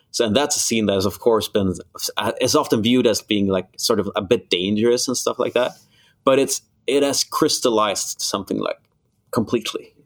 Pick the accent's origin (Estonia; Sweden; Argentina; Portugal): Sweden; Malmö, Skåne; now in Gothenburg, Sweden; my hometown, Malmo